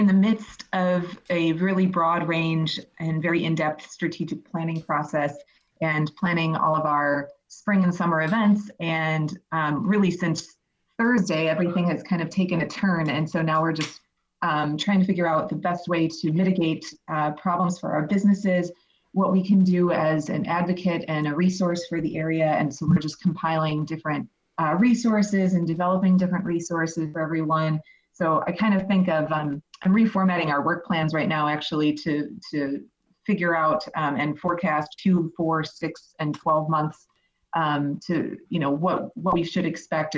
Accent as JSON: {"language": "English", "town": "Racine", "region": "Wisconsin", "country": "United States", "tie": "born or raised there", "also_born_or_lived": "Beloit, Wisconsin / Madison, Wisconsin / Wausau, Wisconsin", "moved": "as an adult", "lives_now": "Milwaukee, United States", "said": "I grew up in Racine, went to college at Beloit"}